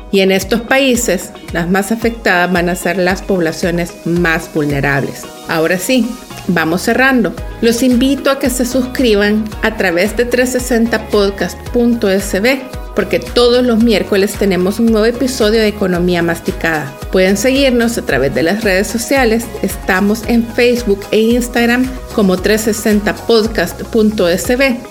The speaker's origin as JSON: {"language": "Spanish", "country": "El Salvador"}